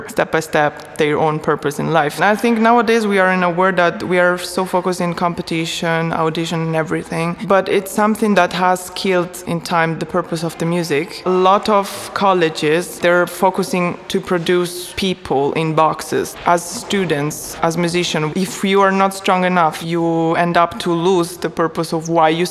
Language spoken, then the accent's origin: English; Lucca, Tuscany, Italy; English is a second language; moved away as an adult; I was born in Italy, in Lucca, Tuscany, from a German mother, an Italian father